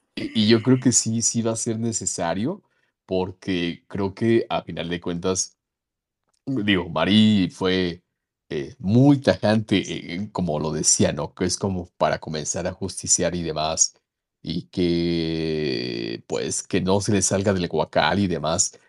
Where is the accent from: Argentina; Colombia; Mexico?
Mexico; como mexicanos